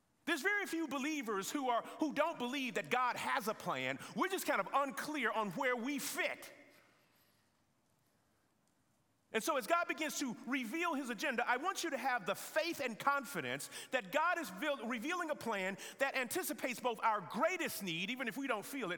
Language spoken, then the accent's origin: English; the South, United States; accent: Southern; my Southern accent